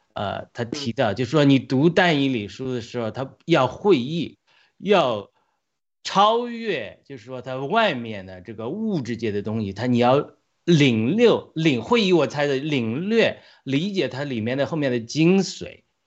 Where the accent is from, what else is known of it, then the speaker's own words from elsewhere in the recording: China; 我们中国人还活在这个 元朝大清帝国的心态嘛